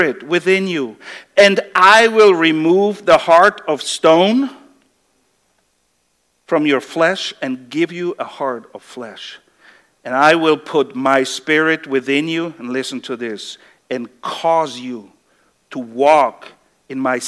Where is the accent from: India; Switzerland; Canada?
Switzerland; moved away; I come from Switzerland